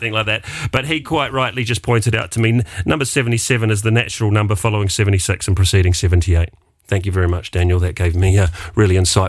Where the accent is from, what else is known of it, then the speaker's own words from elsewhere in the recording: New Zealand; now in Luxembourg; being a New Zealander